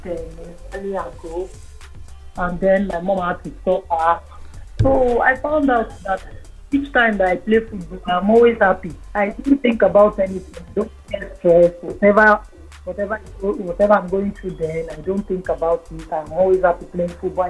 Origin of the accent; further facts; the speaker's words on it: Lagos, Nigeria; I grew up in Lagos, First Park Town to be precise